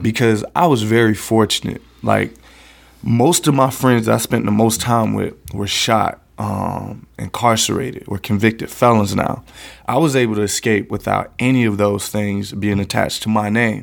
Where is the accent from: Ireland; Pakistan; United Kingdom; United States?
United States; West Palm Beach, Florida; I grew up right here in the Tamarind Corridor of West Palm Beach